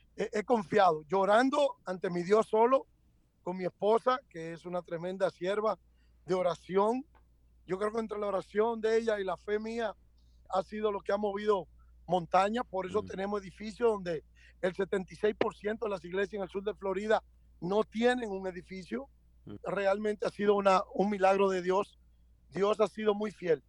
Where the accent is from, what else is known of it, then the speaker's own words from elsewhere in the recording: Dominican Republic; now in United States; yo soy dominicano, hablo español y soy americano